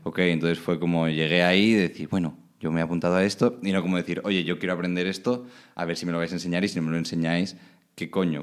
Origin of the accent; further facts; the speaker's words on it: Alicante, Valencian Community, Spain; moved away as an adult; also born or lived in Oslo; now in Netherlands; soy de Alicante, como te ha dicho. Viví en Alicante hasta los 18, que me fui a estudiar fuera.